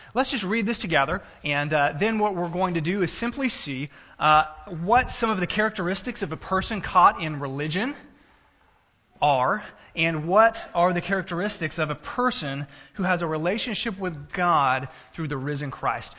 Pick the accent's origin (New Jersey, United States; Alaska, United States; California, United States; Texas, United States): Texas, United States; now in Illinois, United States; I was born in Texas, native Texan